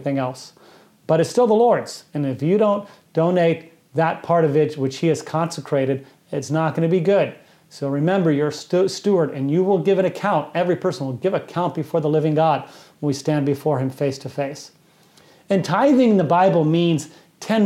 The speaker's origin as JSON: {"language": "English", "country": "United States", "said": "as an American"}